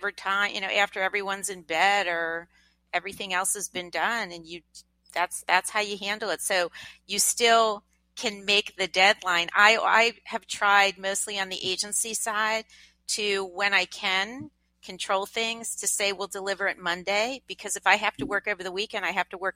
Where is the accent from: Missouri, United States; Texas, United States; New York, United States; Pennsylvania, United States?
Pennsylvania, United States; Lancaster; moved away; I grew up in Lancaster, Pennsylvania